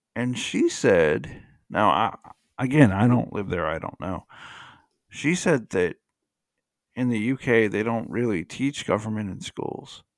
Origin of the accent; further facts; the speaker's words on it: United States; I'm just an American